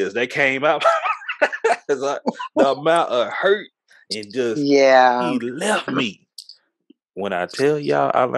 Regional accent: Texas, United States; we're from Texas

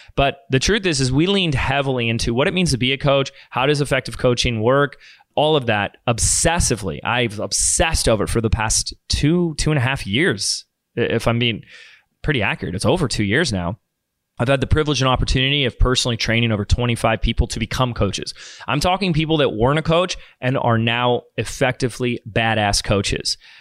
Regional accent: Laguna Beach, California, United States; also born or lived in Sedona; here in my hometown of Laguna Beach

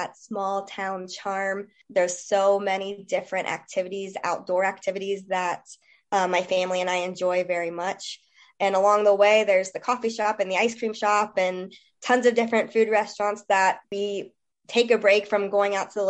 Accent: Harrison, Ohio, United States; moved away as an adult; now in Franklin County, Indiana, United States; I am a Harrison native. I was born and raised in Harrison.

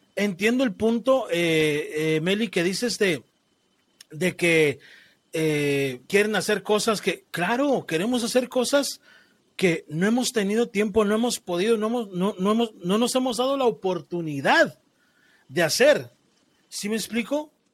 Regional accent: Mexico; yo te hablo como mexicano. Y en mi cultura, como mexicano

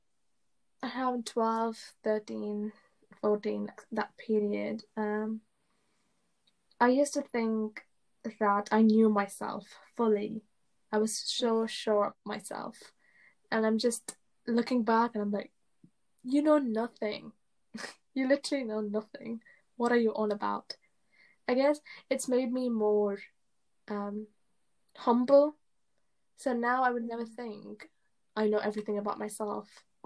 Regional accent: England, United Kingdom; English is a second language; I moved to England when I was in year one, and I didn't speak English that well

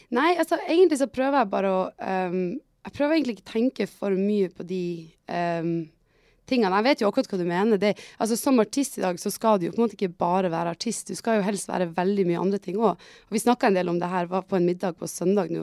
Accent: Tromsø, Troms, Norway; jeg er jo fra Tromsø

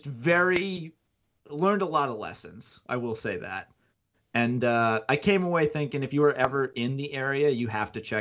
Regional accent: United States; moved away as an adult; also born or lived in New Jersey / Connecticut; now in Buffalo, United States; I was born in Jersey, moved to Connecticut, spent most of my life in between there and Jersey

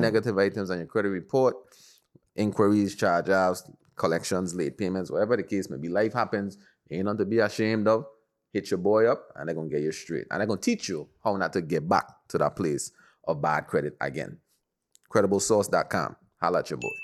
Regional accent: U.S. Virgin Islands; we're from the Caribbean, Virgin Islands to be exact.

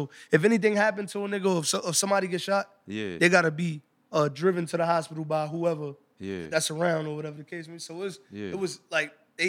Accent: New York City, New York, United States; I grew up in the concrete jungle. I'm from Harlem. I'm from the heart of all everything.

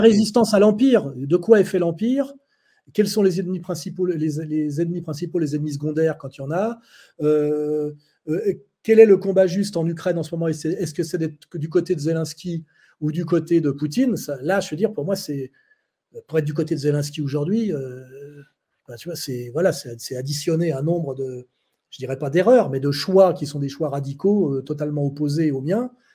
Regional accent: France; moved away as an adult; now in Switzerland; Je suis français, donc je suis né français

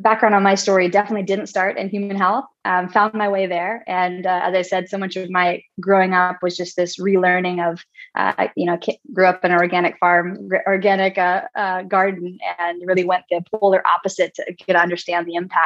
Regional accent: Northern California, United States; I grew up in Northern California, 40 acres of organic gardens.

